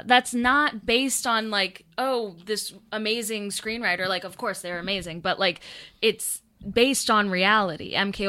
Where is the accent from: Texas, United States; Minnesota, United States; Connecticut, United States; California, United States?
Texas, United States; growing up in Texas